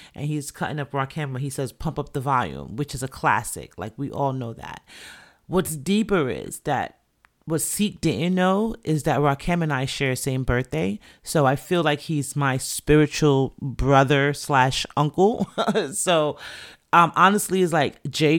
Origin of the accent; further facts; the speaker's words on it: New York City, New York, United States; I was born and raised in the Bronx to two Jamaican parents.